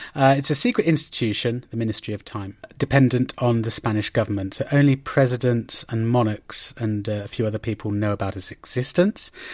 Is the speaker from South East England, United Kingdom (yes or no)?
yes; Oxford, South East England, United Kingdom; my hometown uh, in Oxford